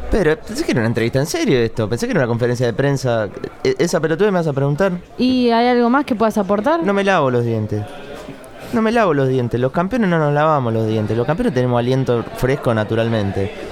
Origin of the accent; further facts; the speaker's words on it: Argentina; Somos argentinos, somos del país más grande del mund